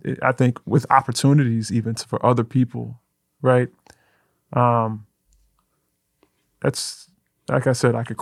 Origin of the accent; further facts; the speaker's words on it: Memphis, Tennessee, United States; moved away as an adult; also born or lived in Manhattan, New York; I am originally from Memphis, specifically Orange Mound